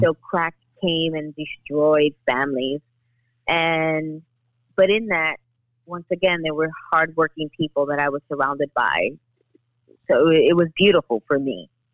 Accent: New York City, New York, United States; I grew up in the Bronx. I live here in the Bronx

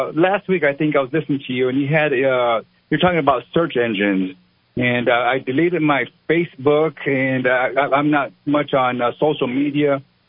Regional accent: Albuquerque, New Mexico, United States; I'm from Albuquerque. I'm a fourth generation individual, Hispanic, grew up in the Barelas neighborhood.

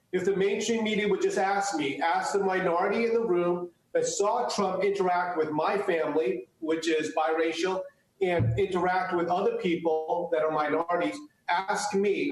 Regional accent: United States; first language Chinese; English is a second language; My parents came here legally, and so I was born in the United States

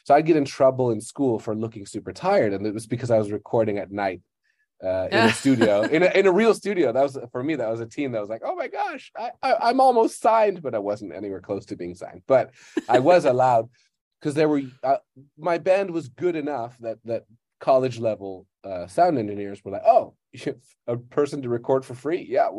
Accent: Thailand; also born or lived in Netherlands / Malaysia; So I currently live in Bangkok, Thailand, and I am from the Netherlands originally. I kind of grew up in Thailand and Malaysia.

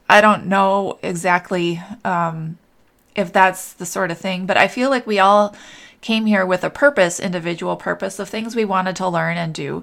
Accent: Minnesota, United States; moved away; also born or lived in New Hope, Minnesota; my family's in Minnesota and I grew up in Minnesota. And I lived in New Hope for a while

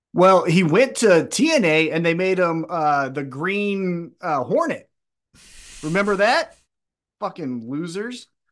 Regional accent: United States; I'm just American who only kno-, knows one

